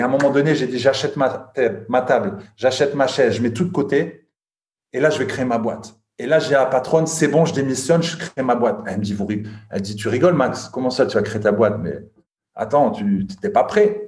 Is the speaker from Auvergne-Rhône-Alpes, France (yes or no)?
no; Lille, Hauts-de-France, France; now in Luxembourg; je suis originaire de Lille mais j'habite à Luxembourg